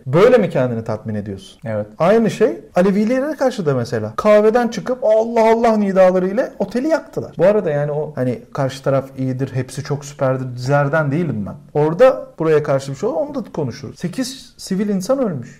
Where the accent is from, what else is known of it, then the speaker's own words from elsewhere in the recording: Turkey; moved away as an adult; now in Berlin, Germany; Türkiye'de doğup büyümüşüz